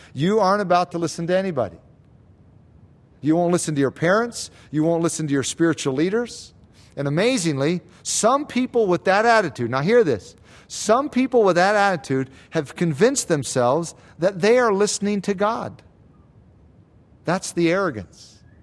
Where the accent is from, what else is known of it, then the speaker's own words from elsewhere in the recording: United States; especially as Americans, As American Christians